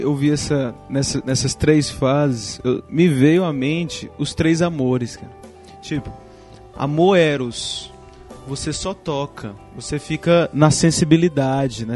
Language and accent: Portuguese; Ceará, Brazil; eu sou cearense